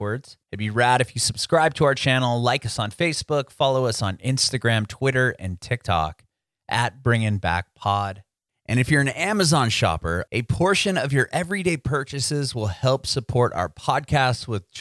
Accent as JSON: {"language": "English", "town": "San Diego", "region": "California", "country": "United States", "tie": "born or raised there", "also_born_or_lived": "Rancho Bernardo", "moved": "as an adult", "lives_now": "Nashville, United States", "said": "I grew up in Penasquito's Poway area"}